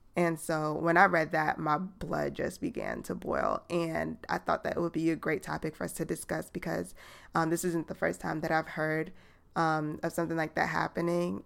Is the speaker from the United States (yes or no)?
yes; New York City, New York, United States; now in Atlanta, United States; I'm from New York